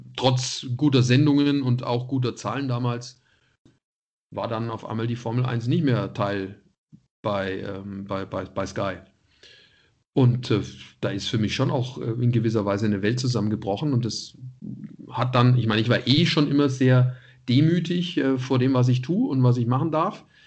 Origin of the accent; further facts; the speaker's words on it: Nuremberg, Bavaria, Germany; moved away; also born or lived in Munich; als Nürnberger.